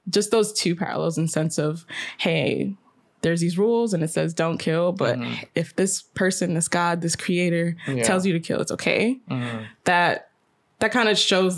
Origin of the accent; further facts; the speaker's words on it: United States; I'm American. Yeah. My parents are from Guyana